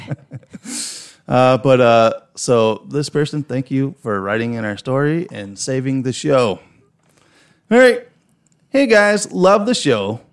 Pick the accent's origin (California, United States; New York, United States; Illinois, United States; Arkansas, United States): Illinois, United States; Chicago; accent: heavy Chicago; my heavy Chicago accent